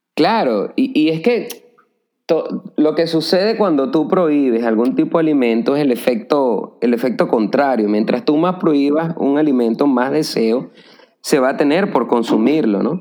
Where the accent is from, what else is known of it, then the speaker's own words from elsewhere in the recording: Caracas, Capital District, Venezuela; moved away as an adult; now in Santo Domingo, Dominican Republic; yo soy venezolano, eh, nacido en la ciudad de Caracas, y llevo viviendo en Santo Domingo desde hace tres años